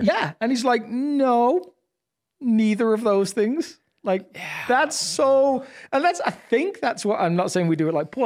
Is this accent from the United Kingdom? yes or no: yes; United Kingdom; I'm obviously British